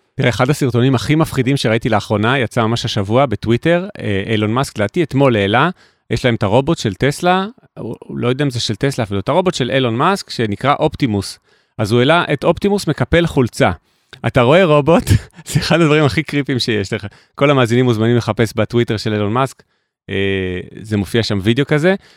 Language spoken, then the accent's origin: Hebrew; Jerusalem, Jerusalem District, Israel; moved away; ירושלים, כי גדלתי בה בלי טלפון נייד